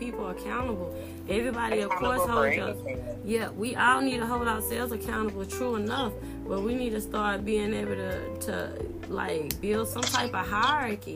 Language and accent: English; Baton Rouge, Louisiana, United States; I'm 36 from Baton Rouge